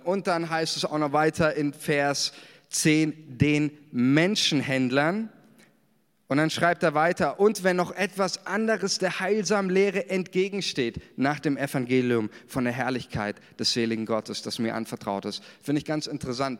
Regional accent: Germany; uns als Deutsche

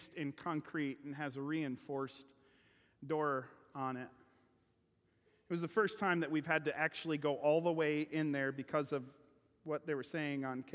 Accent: Kenosha, Wisconsin, United States; moved away as an adult; now in Missouri, United States; when I was growing up in Kenosha

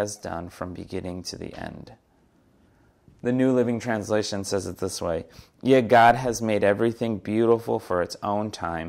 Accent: New York City, New York, United States; It was also pretty hilarious for me growing up in the New York City area to go see this.

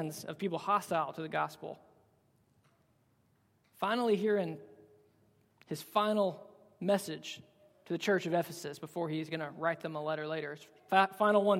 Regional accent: Alabama, United States; I'm from Alabama.

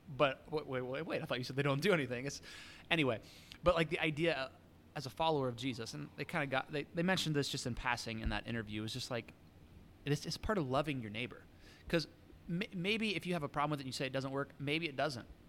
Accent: United States

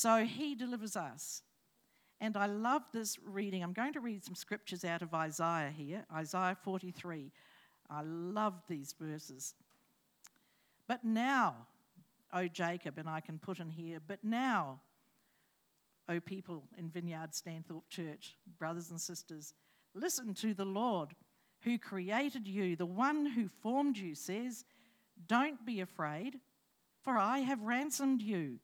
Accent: Hawke's Bay, New Zealand; moved away; I come from New Zealand and from Hawke's Bay

